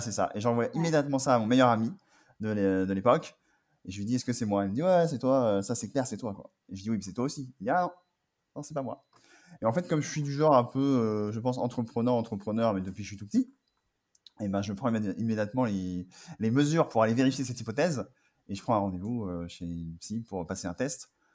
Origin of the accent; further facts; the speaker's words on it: Angers, Pays de la Loire, France; moved away as an adult; also born or lived in Paris; je suis d'Angers et à partir à Paris. Et donc, euh, après mon bac, je suis parti euh, à Paris